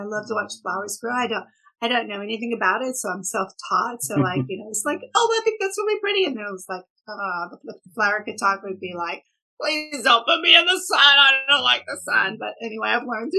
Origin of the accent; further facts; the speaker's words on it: Houston area, Texas, United States; accent: Texas; moved away; also born or lived in Tulsa, Oklahoma / Dubai; mom and daddy moved, daddy's job changed down to Texas in the Houston area. And so I came when I was about 14 months.